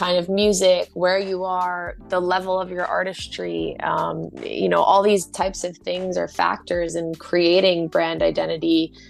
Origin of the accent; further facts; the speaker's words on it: United States; as an American